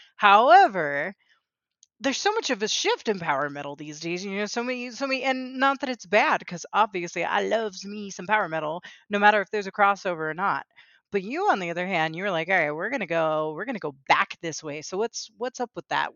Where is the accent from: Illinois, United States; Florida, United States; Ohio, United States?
Florida, United States; South; I grew up in South Florida, all over the Miami-Fort Lauderdale area, and I grew up speaking Spanish Inglés también